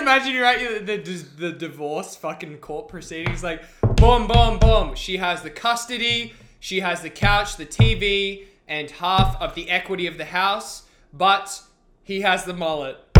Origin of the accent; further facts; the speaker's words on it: Australia; moved away as an adult; now in Vancouver, Canada; I'm Australian, but I've been here for three years